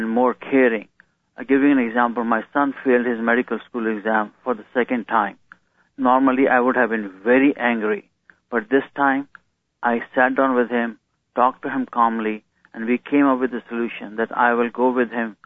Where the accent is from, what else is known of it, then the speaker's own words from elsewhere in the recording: India; moved away as an adult; now in United States; my growing up in India